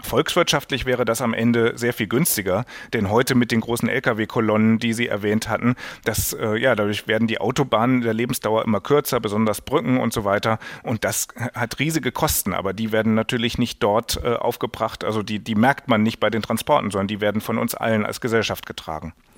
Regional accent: Germany; als Deutscher

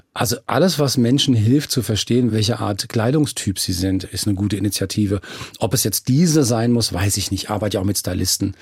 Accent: Frankfurt am Main, Hesse, Germany; ich bin Frankfurter von ganzem Herzen

